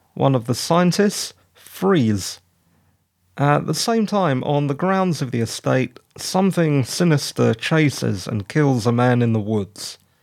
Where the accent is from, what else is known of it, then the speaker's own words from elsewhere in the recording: United Kingdom; I'm British